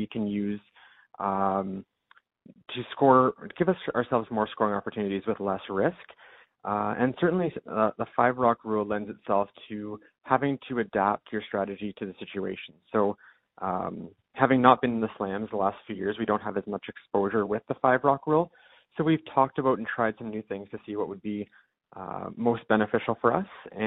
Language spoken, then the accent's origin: English; London, Ontario, Canada; I'm from London